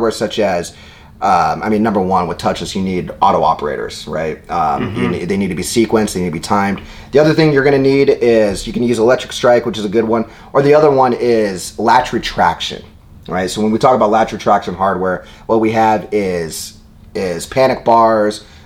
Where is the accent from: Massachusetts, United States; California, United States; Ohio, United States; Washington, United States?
Washington, United States; Seattle; Seattle, my hometown